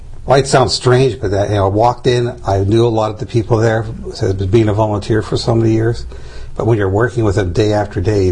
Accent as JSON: {"language": "English", "town": "Pittsburgh", "region": "Pennsylvania", "country": "United States", "tie": "born or raised there", "also_born_or_lived": "Cincinnati / Grand Ledge, Michigan", "moved": "as an adult", "said": "I grew up in Pittsburgh"}